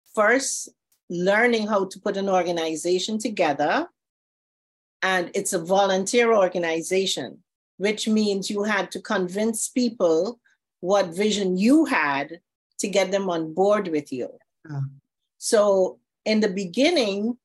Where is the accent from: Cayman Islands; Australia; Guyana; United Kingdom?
Guyana; moved away as an adult; now in Florida, United States; I'm from Guyana, South America, and I came to Florida to study opticianry